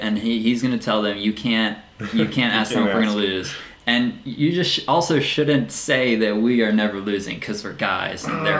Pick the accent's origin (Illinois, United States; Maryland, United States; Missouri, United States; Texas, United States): Maryland, United States; Olney; Olney, which is my hometown